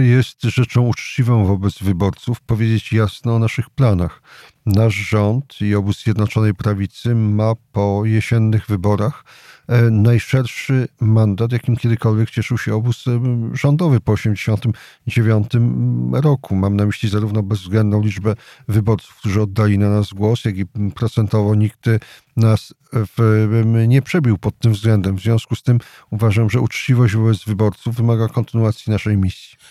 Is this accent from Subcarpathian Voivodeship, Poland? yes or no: yes; Jasło, Subcarpathian Voivodeship, Poland; Sam pochodzę z takiego typowego miasta powiatowego, czyli Jasła.